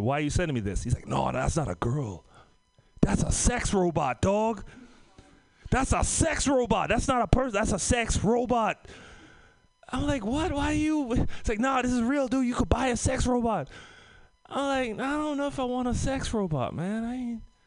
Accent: Trinidad & Tobago; moved away; also born or lived in San Francisco Bay Area; I'm from the Caribbean, Trinidad and Tobago.

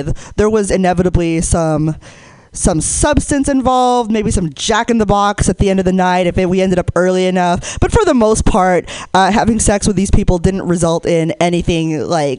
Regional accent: Hayward, California, United States; I grew up in the Bay Area. I grew up in Hayward

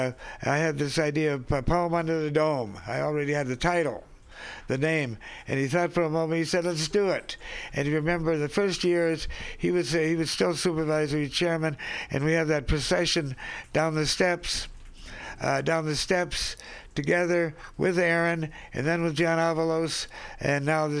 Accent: Seattle, Washington, United States; I'm from the Seattle area, from the Yakima tribe.

